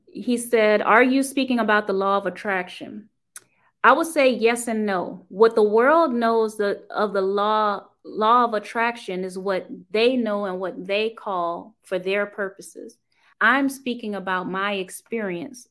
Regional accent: New Orleans, Louisiana, United States; I grew up in New Orleans

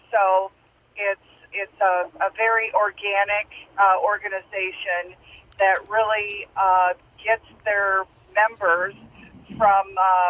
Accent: Minnesota, United States; So this is a national organization. I'm from Minnesota, and actually.

